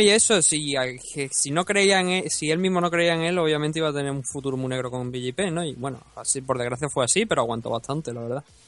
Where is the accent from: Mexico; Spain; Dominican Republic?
Spain; yo soy de España